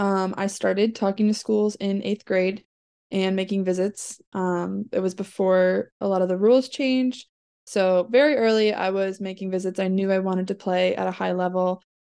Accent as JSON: {"language": "English", "region": "Illinois", "country": "United States", "said": "I am originally from the Chicagoland area."}